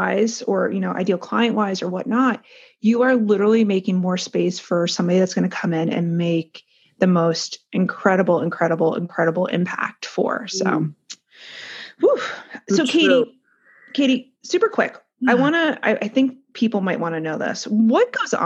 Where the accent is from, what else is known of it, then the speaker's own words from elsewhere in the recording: New Jersey, United States; we're from Jersey. We know how we are. We're from North Jersey.